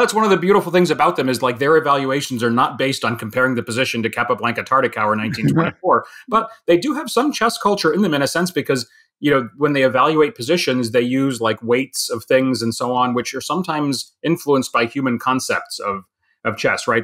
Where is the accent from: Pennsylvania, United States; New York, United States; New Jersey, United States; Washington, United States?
New York, United States; I was from New York